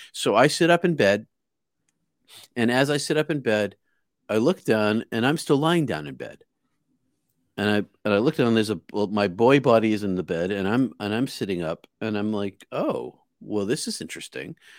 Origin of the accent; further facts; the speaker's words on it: outside of Boston, Massachusetts, United States; I grew up outside of Boston